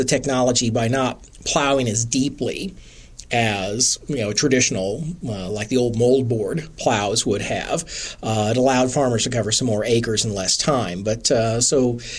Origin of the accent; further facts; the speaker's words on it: Wichita, Kansas, United States; I grew up in a city, so I grew up in Wichita, so I'm a city kid